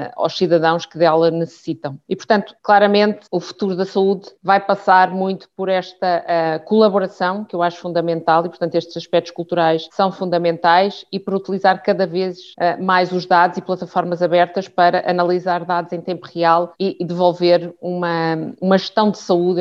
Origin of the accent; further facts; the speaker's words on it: Lisbon, Portugal; eu sou de Lisboa